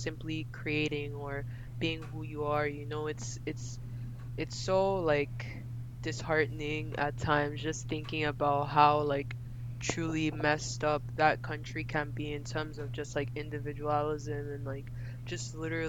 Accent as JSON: {"language": "English", "region": "Lagos", "country": "Nigeria", "tie": "born or raised there", "also_born_or_lived": "United Kingdom", "moved": "yes", "said": "I was born and raised in Lagos"}